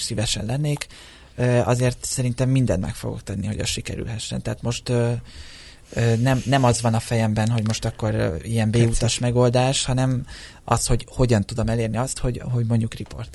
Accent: Hungary; én most már 23 éve születésem óta Magyarországon élek, tehát a, a társ, a szó, itt szocializálódtam

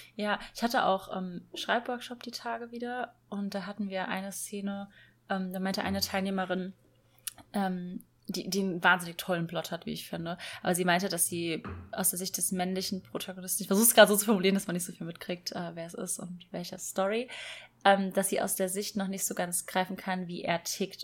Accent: Rhineland-Palatinate, Germany; nach Rheinland-Pfalz, also in meine Heimat

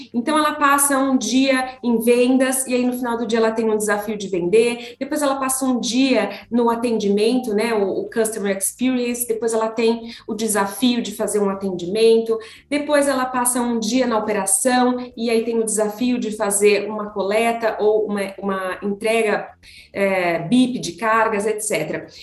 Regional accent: Taubaté, São Paulo, Brazil; moved away as an adult; now in São Paulo, Brazil; eu sou do interior de São Paulo, Taubaté, e lá eu fiz faculdade

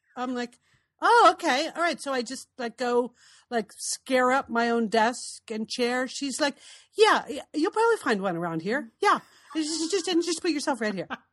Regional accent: East Coast, United States; moved away as an adult; also born or lived in Portland, Oregon; we grew up on the East Coast, and when I moved west, moved to Portland to come work for you at Nike

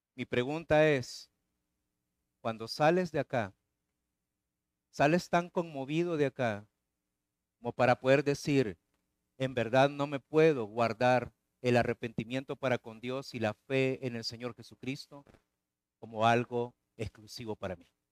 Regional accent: El Salvador; moved away; Claudia y yo este, somos eh, salvadoreños

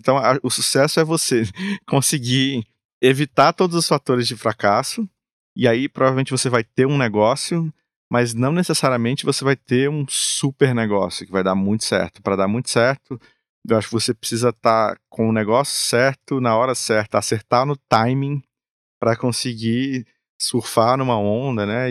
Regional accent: Brazil; nós como brasileiros

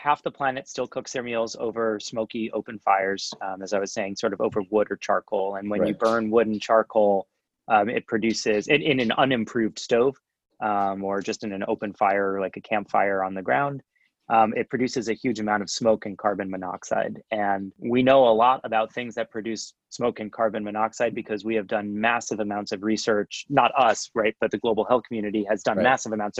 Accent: New York, United States; first of all, I'm an engineer from New York.

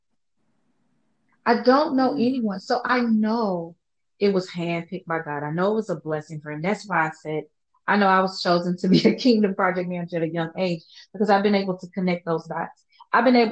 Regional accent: Louisiana, United States; I am from Louisiana, where we're constantly, as a just normal way of being, you apologize for everything. You're Southern nice

